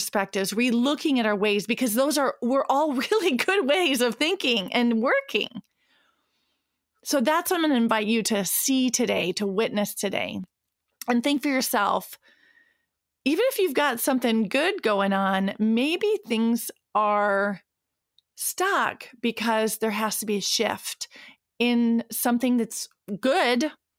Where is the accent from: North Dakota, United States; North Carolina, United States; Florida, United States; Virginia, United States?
North Dakota, United States; Williston; moved away; recording from Williston, North Dakota, my hometown where I was born and raised